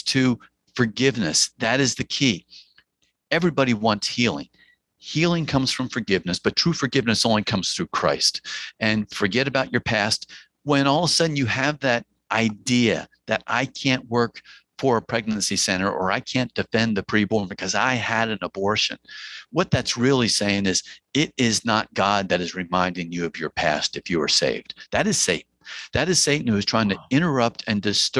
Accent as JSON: {"language": "English", "region": "New Jersey", "country": "United States", "accent": "Jersey twang", "said": "I'm from New Jersey, so I'm going to paraphrase with a little bit of a Jersey twang"}